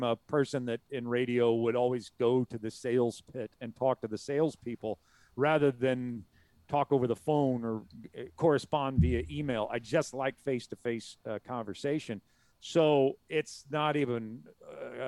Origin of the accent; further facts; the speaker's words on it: Southern Illinois, United States; we grew up in Southern Illinois, which was St. Louis Cardinals territory